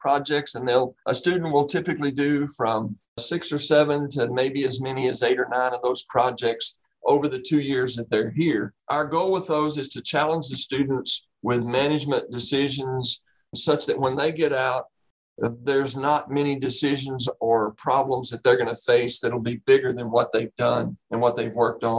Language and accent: English; Central Texas, United States; also born or lived in Florida; born and raised in Central Texas. So I spent most of my life in the great state of Texas